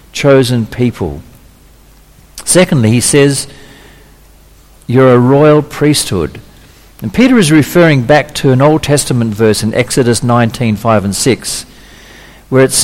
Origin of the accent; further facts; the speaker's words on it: Australia; also born or lived in Indonesia; Okay, where I'm Australian, well, fifth generation Australian, but I've actually got a Dutch birth certificate, but I was born in Indonesia.